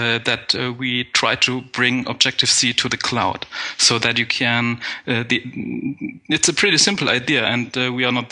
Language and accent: English; Germany; also born or lived in Lübeck; I'm from Germany. Currently, I have my office in Lübeck, which is in North Germany.